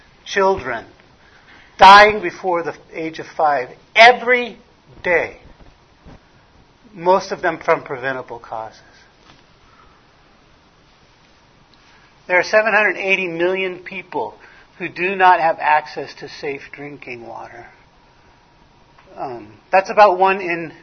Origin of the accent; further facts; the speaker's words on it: Los Angeles, California, United States; now in Arizona, United States; I was born in Hollywood, California